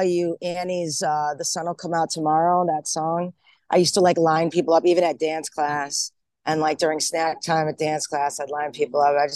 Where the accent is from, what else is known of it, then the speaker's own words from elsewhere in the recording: Rochester, New York, United States; now in Portland, United States; I'm originally from Rochester, New York. That's upstate